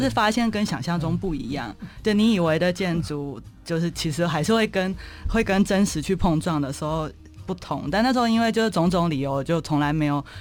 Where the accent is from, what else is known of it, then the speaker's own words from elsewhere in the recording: Zhudong, Hsinchu County, Taiwan; 我从小就是在新竹县竹东镇，也是典型的嗯。乡下环境嗯。长大的。那比较特别是，就是因为我爸爸是那种乡下教会的牧师这样